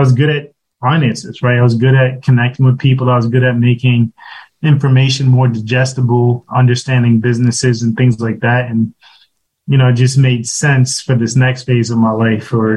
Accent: New York City, New York, United States; originally, I'm actually from Brooklyn. I grew up in Brooklyn

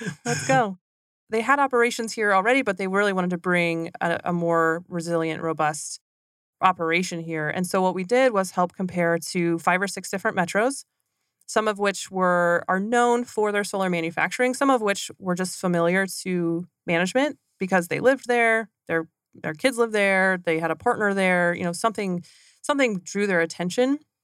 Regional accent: McCook, Nebraska, United States; moved away as an adult; also born or lived in Southeast Kansas; I grew up in Southwest Nebraska

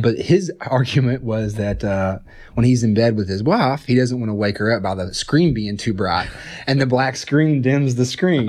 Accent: Johnson City, Tennessee, United States; moved away as an adult; also born or lived in Wisconsin; now in Chattanooga, United States; I'm from Upper East Tennessee, Johnson City area

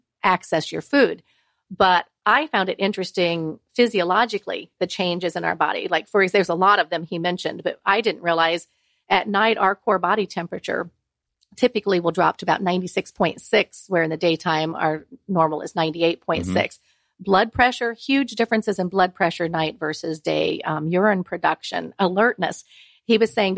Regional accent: Ohio, United States; I'm from Ohio

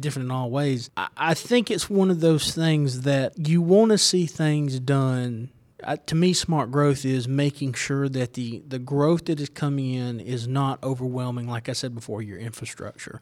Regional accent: Winder, Georgia, United States; I'm from Winder. I was raised in Winder

